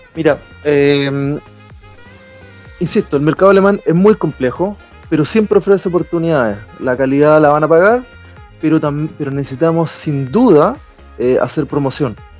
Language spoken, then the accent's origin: Spanish; Talca, Maule, Chile; moved away as an adult; also born or lived in Göttingen, Germany; now in Hamburg, Germany; yo vengo de Talca, que es una zona preferentemente agrícola